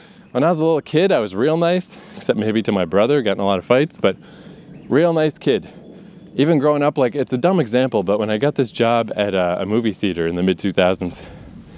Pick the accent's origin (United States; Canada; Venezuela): Canada; growing up in Canada